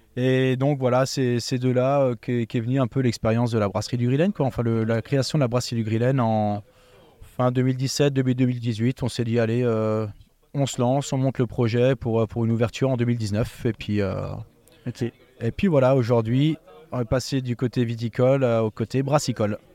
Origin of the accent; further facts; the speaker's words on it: Eguisheim, Grand Est, France; je suis originaire d'Eguissem, donc un petit village viticole à côté de Colmar